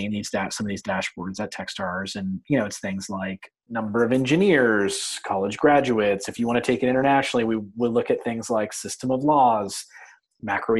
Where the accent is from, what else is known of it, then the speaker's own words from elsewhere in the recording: United States; also born or lived in London, United Kingdom; I'm American